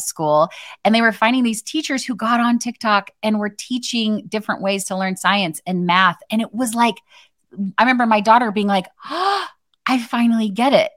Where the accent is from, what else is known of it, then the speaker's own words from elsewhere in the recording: Arizona, United States; I grew up in Arizona